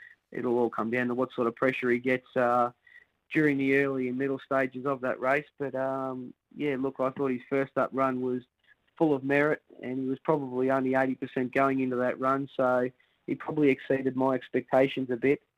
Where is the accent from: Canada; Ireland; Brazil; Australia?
Australia; Somerville, Victoria; I grew up in Somerville, which is not far away